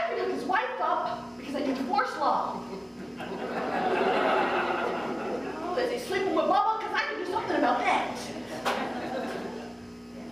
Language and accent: English; Oak Park, Illinois, United States; I grew up in the suburb of Chicago called Oak Park